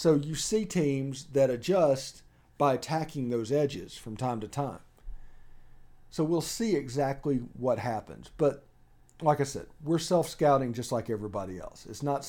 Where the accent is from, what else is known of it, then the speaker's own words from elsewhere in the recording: Mississippi, United States; That's the reason I moved down here. I don't deal with cold weather well at all. I can handle hot weather. I'm from South Mississippi.